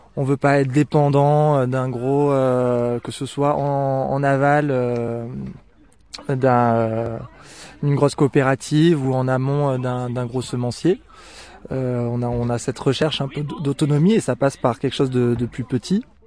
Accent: Cévennes, Occitania, France; moved away; je suis originaire des Cévennes, donc mes parents ils avaient une petite ferme chevrière

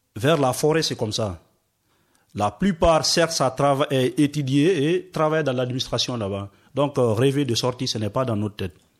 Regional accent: Forest Guinea, Guinea; moved away as an adult; je suis forestier, je viens de la Guinée forestière.

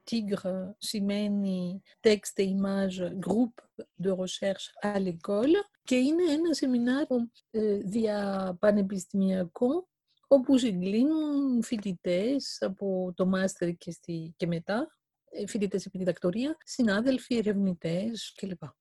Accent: Greece; moved away; also born or lived in Paris, France; Και όταν έφυγα από την Ελλάδα το 1981 και έφτασα στο Παρίσι

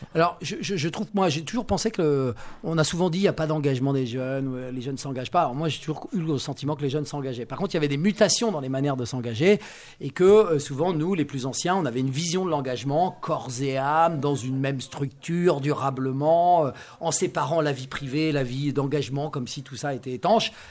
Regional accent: Sologne, Centre-Val de Loire, France; je suis né en Sologne

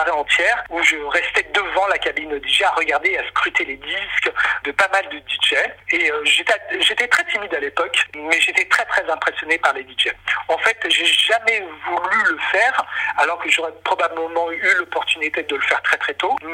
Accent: Lyon, Auvergne-Rhône-Alpes, France; moved away as an adult; euh, je viens de Lyon. J'ai euh, grandi à Lyon euh, pendant toute mon adolescence. Et puis après, je suis monté à Paris à l'âge de 18 ans

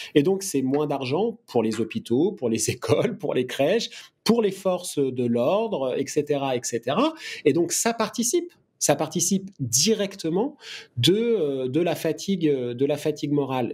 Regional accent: France; je suis français, que je travaille en France

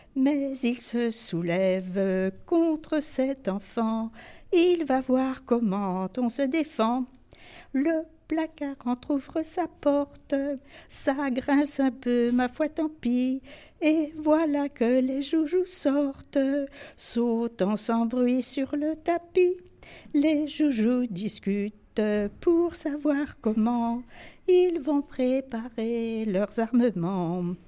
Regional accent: Enghien-les-Bains, Île-de-France, France; Je suis née à Anguin en 1928

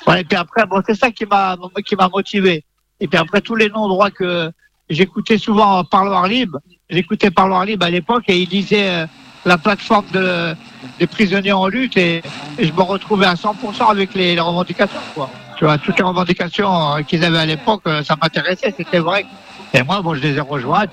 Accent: Yvelines, Île-de-France, France; j'ai grandi dans les Yvelines

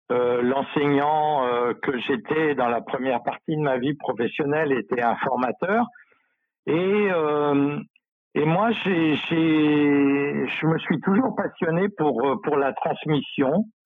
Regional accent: Centre-Val de Loire, France; dans une association d'éducation populaire, hein, l'Union pour la culture populaire en, Sologne, dans mon pays natal.

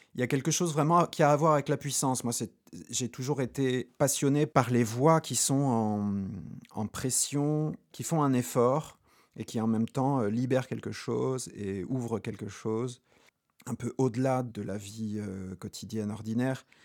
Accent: Haute-Corse, Corsica, France; moved away; also born or lived in Poland / Limousin; j'ai grandi en Haute-Corse

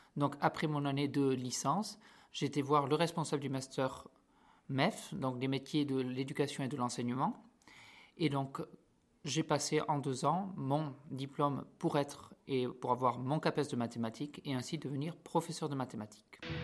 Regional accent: Béorlégui, Nouvelle-Aquitaine, France; moved away as an adult; now in Paris, France; je viens du Pays Basque, du village, du village de Béorlegui, à côté de Saint-Jean-Pied-de-Port

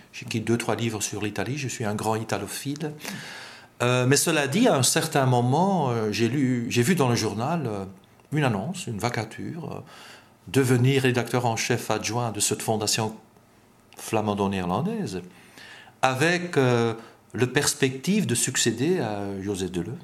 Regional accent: Flanders, Belgium; first language Dutch; French is a second language; en tant que belge

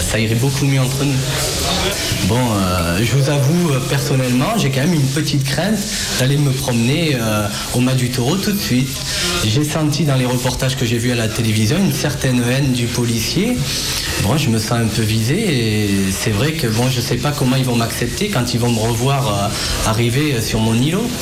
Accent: Montblanc, Auvergne-Rhône-Alpes, France; j'ai 55 ans, j'habite à Montblanc depuis, euh, je serais certain, depuis au moins 20 ans, mais j'ai grandi à Montblanc quand même

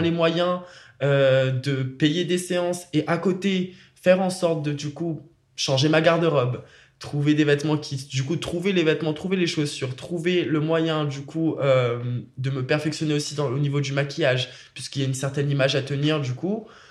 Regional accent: Réunion; moved away as an adult; je suis parti de la Réunion quand même à mes 18 ans et je me suis installé ici

